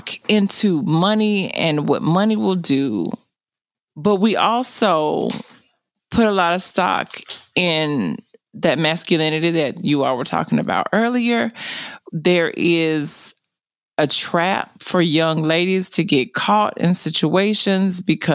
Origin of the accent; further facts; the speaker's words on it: the South, United States; I was raised in the South and I was raised by a grandmother